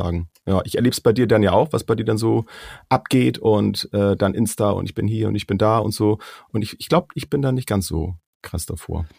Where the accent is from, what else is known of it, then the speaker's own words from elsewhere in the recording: Schleswig-Holstein, Germany; wir kommen ja nur hier aus Schleswig-Holstein